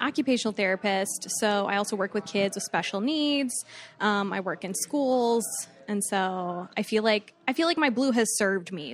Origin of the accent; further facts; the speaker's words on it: Fort Myers, Florida, United States; I'm from Fort Myers.